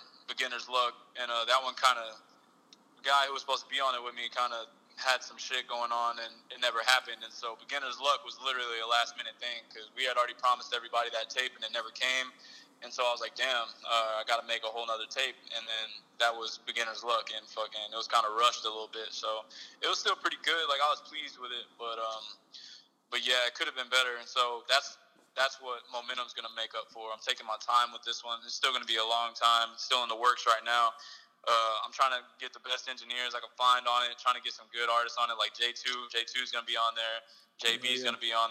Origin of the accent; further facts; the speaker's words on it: Ganado, Texas, United States; now in Victoria, United States; I grew up in Ganado